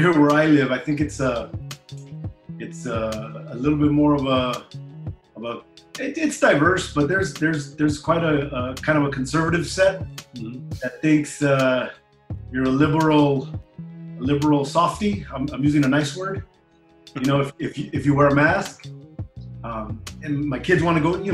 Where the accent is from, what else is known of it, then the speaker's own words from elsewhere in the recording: Bell Gardens, California, United States; also born or lived in Charter Oak, California; I grew up in the city of Bell Gardens, which they're neighboring little towns in Southeast